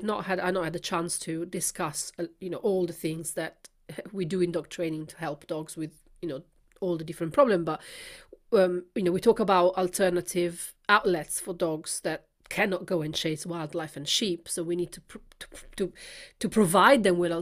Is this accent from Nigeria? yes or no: no; Milan, Lombardy, Italy; I come from Milan